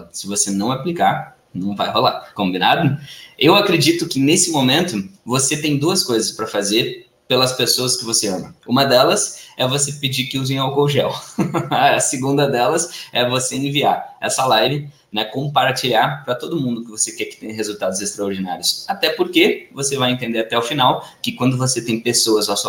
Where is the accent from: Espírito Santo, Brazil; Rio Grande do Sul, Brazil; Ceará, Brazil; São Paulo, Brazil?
Rio Grande do Sul, Brazil; Porto Alegre; morei a minha vida toda em Porto Alegre, no Rio Grande do Sul.